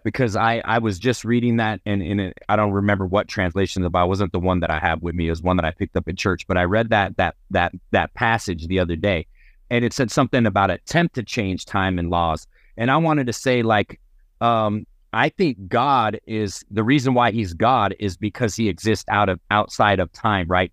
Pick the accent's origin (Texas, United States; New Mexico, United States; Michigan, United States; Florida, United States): New Mexico, United States; I'm from New Mexico